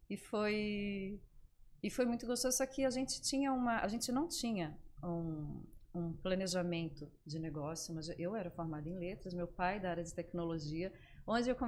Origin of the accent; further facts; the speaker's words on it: Florianópolis, Santa Catarina, Brazil; sou de Florianópolis, nasci aqui. É, sou a filha mais velha de cinco irmãos. E meus pais, meus irmãos, todos moram aqui ainda. E, e sou apaixonada por Florianópolis.